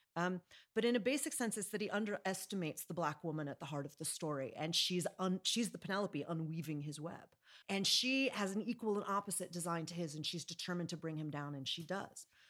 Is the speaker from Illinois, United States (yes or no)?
yes; Chicago, Illinois, United States; I'm from Chicago